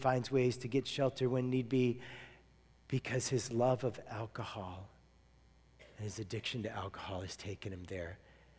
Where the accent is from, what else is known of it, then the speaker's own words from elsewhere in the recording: United States; I'm American